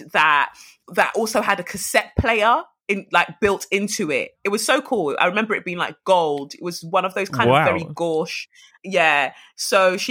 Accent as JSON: {"language": "English", "region": "London", "country": "United Kingdom", "tie": "born or raised there", "also_born_or_lived": "Nigeria / Lagos", "said": "I was born in Nigeria and I came to London when I was five"}